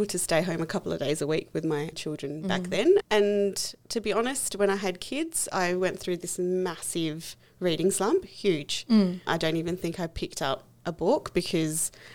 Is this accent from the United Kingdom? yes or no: no; Australia; being a person of color, I think that does change your perspective, and as you grow and evolve into your colourness, I guess, growing up in Australia